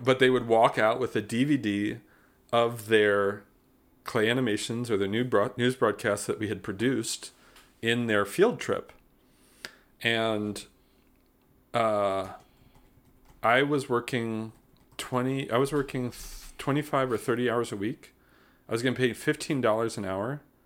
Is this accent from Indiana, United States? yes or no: yes; South Bend, Indiana, United States; moved away; also born or lived in Mishawaka, Indiana / Tilburg, Netherlands / Greensboro; I grew up in South Bend, Indiana